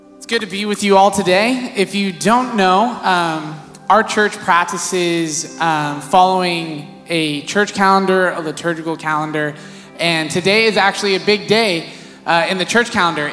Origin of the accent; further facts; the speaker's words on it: Visalia, California, United States; also born or lived in San Diego; I grew up in Visalia